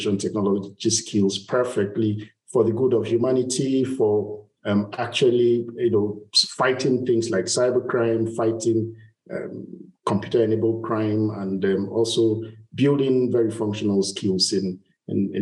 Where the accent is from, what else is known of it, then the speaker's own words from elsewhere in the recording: Bodo, Rivers State, Nigeria; I'm from Nigeria, from a little community called Bodo in Ogoni. Ogoni is the southern part of Nigeria, the oil-rich part of Nigeria. So that's where I was born and grew up almost all my life.